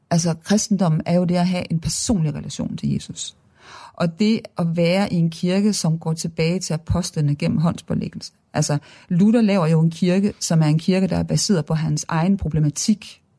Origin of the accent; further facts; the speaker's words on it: Viborg, Central Denmark Region, Denmark; Kommer fra Viborg, ikke? Jo, så jeg kom i Viborg Domkirke, da jeg var barn.